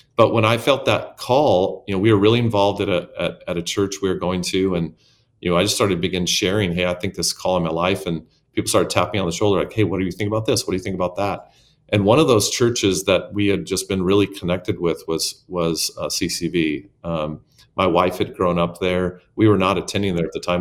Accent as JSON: {"language": "English", "region": "Arizona", "country": "United States", "tie": "born or raised there", "said": "I grew up in a s, very small town in Arizona."}